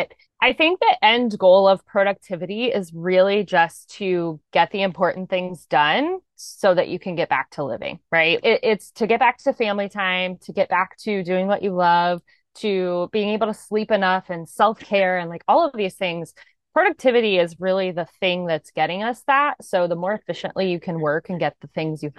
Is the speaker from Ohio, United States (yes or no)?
yes; Columbus, Ohio, United States; I'm actually from Columbus, Ohio